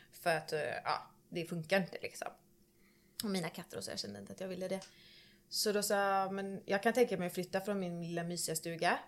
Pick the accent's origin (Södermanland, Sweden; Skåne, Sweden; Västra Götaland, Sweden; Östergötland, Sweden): Västra Götaland, Sweden; Tanum; jag kommer ju från eh, Tanum, Strömstad. Mm -hmm. åt, det hållet. Eh, mellan där, på landet. Uppvuxen på en gård